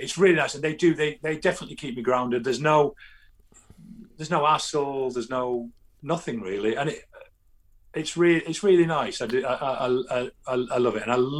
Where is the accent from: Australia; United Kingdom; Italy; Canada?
United Kingdom; London; I come up from London, South bloody London. I could get to France quicker than here.